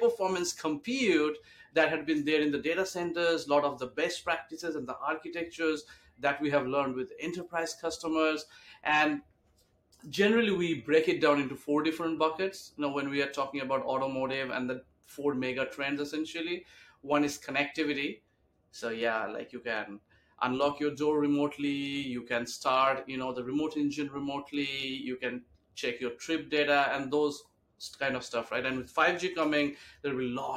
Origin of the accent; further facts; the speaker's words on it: India; moved away as an adult; also born or lived in Kolkata, India; now in New York, United States; I grew up in India, and I did all my studies over there, worked few years in Calcutta, which is like the eastern part of India. Then I moved to US in 2007